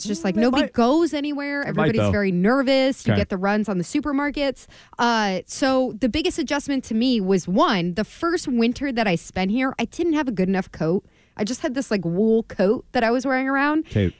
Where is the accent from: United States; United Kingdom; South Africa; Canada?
United States; Maryland; moved away as an adult; now in Massachusetts, United States; I'm not a native New Englander, that I'm from Maryland, I moved up here 12 years ago.